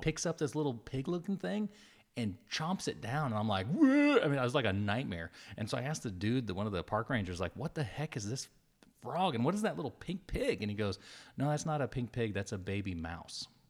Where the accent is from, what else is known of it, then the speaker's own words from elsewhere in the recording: New Mexico, United States; moved away; I grew up in New Mexico the first part of my life